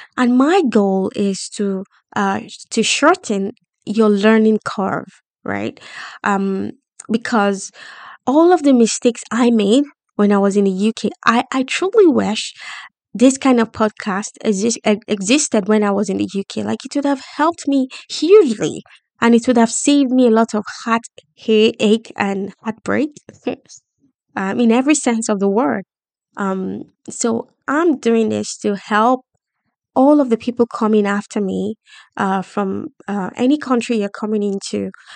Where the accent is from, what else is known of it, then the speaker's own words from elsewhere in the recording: Nigeria; moved away as an adult; also born or lived in London, United Kingdom; now in United Kingdom; I decided to leave my home country, Nigeria, after my first degree.